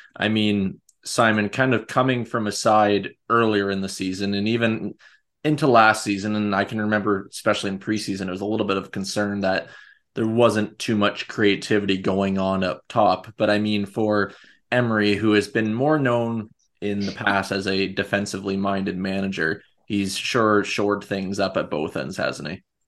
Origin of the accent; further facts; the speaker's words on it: Canada; being Canadian